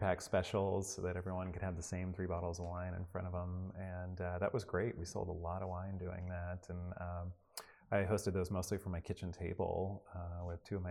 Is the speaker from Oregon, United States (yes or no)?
yes; Oregon coast, United States; also born or lived in Seattle, Washington / Gold Beach, Oregon / Newport, Oregon; now in McMinnville, United States; I grew up in Oregon and in very small towns. You know, I grew up on the coast in like Gold Beach and Newport